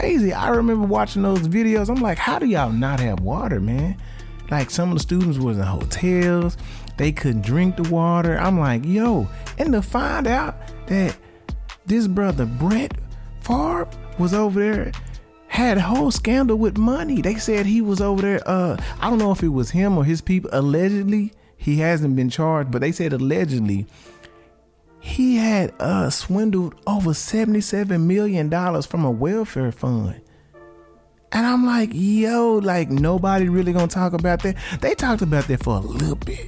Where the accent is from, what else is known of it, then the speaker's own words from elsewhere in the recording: Arkansas, United States; I'm from Arkansas